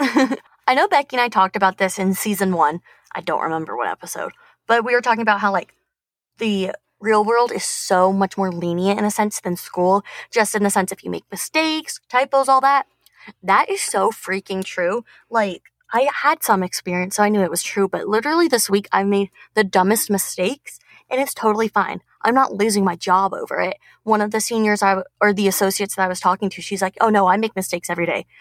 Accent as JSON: {"language": "English", "town": "Tucson", "region": "Arizona", "country": "United States", "moved": "as an adult", "lives_now": "Phoenix, United States", "said": "I'm from Tucson and I'm currently in Phoenix"}